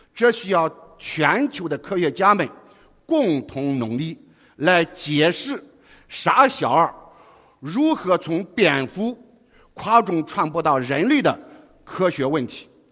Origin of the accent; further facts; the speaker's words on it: foot of Wangwu Mountain, Henan, China; moved away as an adult; now in Guangzhou, China; 我出生于王屋山脚下